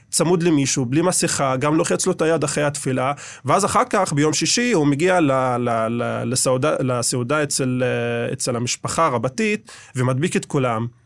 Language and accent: Hebrew; Jerusalem, Jerusalem District, Israel; אני גדלתי בעיר העתיקה. אה, אני מהגג של הבית שלנו, של הבית של סבא וסבתא, יכול לראות את כיפת הסלע.